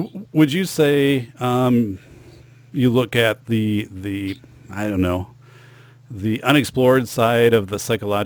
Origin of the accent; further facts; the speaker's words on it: Wisconsin, United States; we're both from Wisconsin